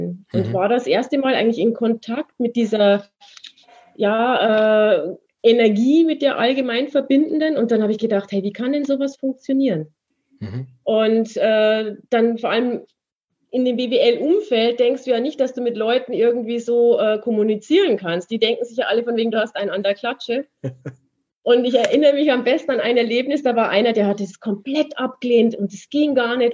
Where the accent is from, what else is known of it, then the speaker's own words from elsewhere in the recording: Munich, Bavaria, Germany; ich komme ja aus München, äh, ich habe 15 Jahre in München gewohnt